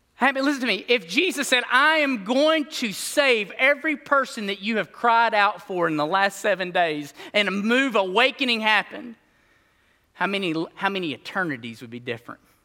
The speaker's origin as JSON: {"language": "English", "region": "Alabama", "country": "United States", "tie": "born or raised there", "said": "I grew up in Bama, Reno Street, like a mile from this mug"}